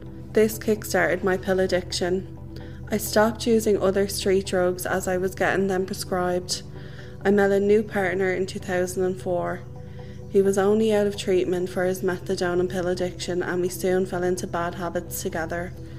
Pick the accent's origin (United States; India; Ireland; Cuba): Ireland; Ballymun, Leinster; I am from Ballymun. This is my story of drug use and recovery. I came from an ordinary working class family with a mom, dad and brother.